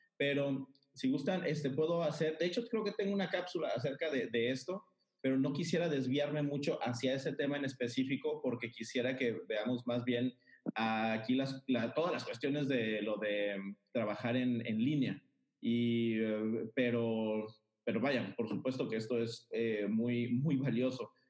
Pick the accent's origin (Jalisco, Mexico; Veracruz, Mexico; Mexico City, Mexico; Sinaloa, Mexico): Sinaloa, Mexico; Mazatlán; soy de Mazatlán, Sinaloa.